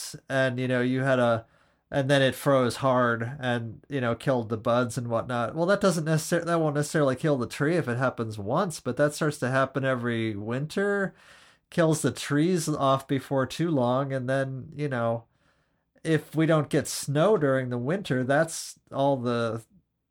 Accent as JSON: {"language": "English", "town": "Erie", "region": "Pennsylvania", "country": "United States", "tie": "born or raised there", "said": "I grew up in Erie, Pennsylvania"}